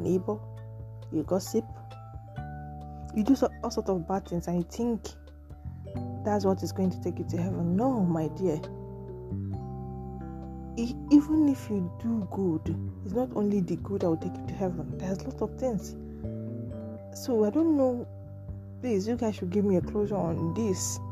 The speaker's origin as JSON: {"language": "English", "country": "Nigeria", "said": "I'm from Nigeria"}